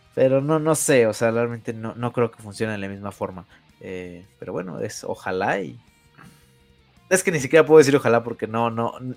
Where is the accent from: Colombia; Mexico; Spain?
Mexico; nosotros como mexicanos